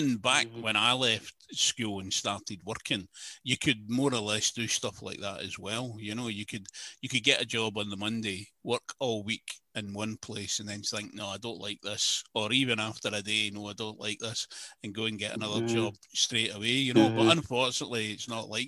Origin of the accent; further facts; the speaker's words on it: Glasgow, Scotland, United Kingdom; I grew up in Glasgow